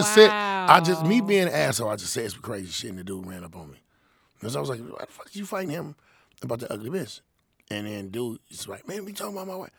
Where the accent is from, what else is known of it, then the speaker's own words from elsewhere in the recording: Inglewood, California, United States; I'm from Inglewood, but he's from out west